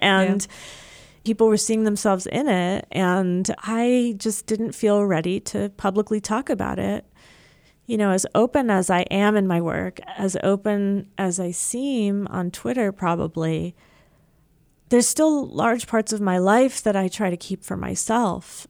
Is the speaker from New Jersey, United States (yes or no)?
yes; New Jersey, United States; moved away as an adult; also born or lived in Maryland / Seattle, Washington; now in Midwest, United States; I grew up in Jersey